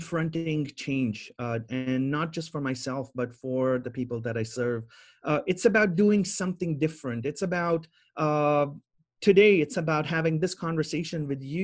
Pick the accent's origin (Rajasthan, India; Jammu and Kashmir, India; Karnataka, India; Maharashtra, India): Jammu and Kashmir, India; also born or lived in Middle East / Bahrain; now in Toronto, Canada; those years growing up in Kashmir